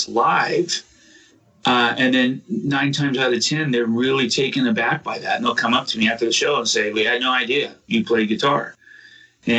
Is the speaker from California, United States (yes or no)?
yes; Southern California, United States; moved away as an adult; also born or lived in Oklahoma; now in Massachusetts, United States; I grew up in Southern California for the most part